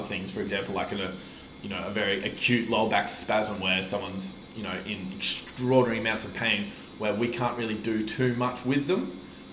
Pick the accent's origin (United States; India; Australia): Australia; Brisbane, Queensland; also born or lived in Cairns / Asia; returning back to Brisbane in my late primary school years, and then did my high schooling years at Nudgee College